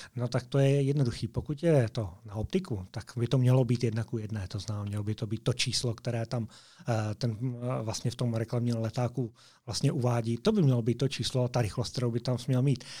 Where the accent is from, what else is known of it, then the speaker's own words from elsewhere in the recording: Moravia, Czechia; moved away as an adult; now in Slovakia; jsem z Moravy